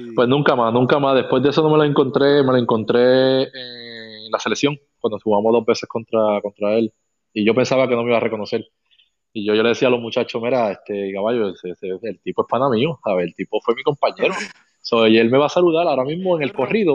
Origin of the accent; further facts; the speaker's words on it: Carolina, Puerto Rico; yo soy de Carolina